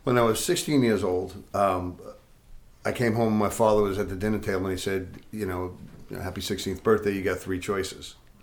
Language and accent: English; Patchogue, New York, United States; I was in the biggest house in Patchogue